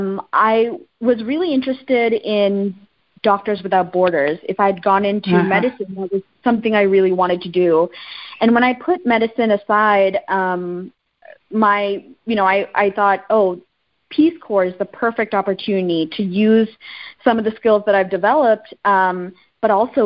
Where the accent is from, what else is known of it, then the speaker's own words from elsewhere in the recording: Texas, United States; also born or lived in Sri Lanka / Ethiopia; growing up in Texas